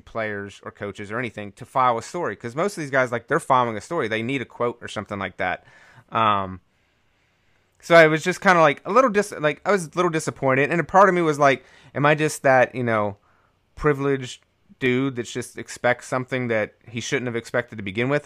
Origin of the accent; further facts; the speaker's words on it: Raleigh, North Carolina, United States; where I grew up in Raleigh.